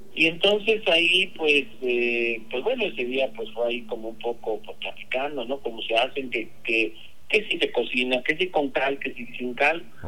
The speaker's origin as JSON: {"language": "Spanish", "country": "Mexico", "said": "Yo como buen mexicano, pues toda mi vida he consumido tortillas"}